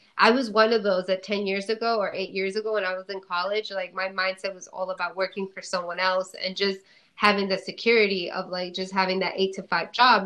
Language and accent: English; New Jersey, United States; I'm from New Jersey originally